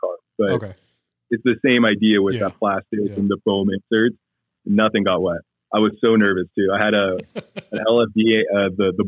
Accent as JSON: {"language": "English", "region": "Washington", "country": "United States", "moved": "yes", "lives_now": "Arizona, United States", "said": "I'm from Washington State"}